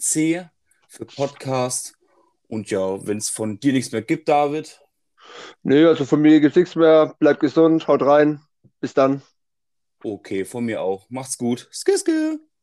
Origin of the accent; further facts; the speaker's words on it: Heidelberg, Baden-Württemberg, Germany; komme ich auch aus dem Raum Heidelberg.